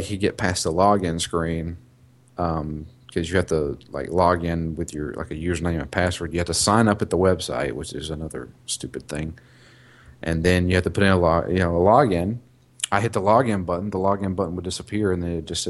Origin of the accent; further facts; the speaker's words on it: the South, United States; I'm from the South.